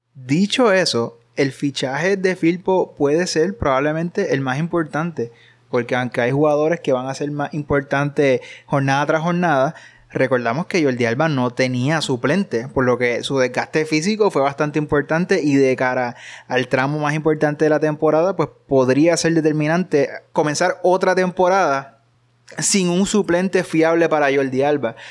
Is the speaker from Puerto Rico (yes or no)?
yes; Puerto Rico; somos puertorriqueños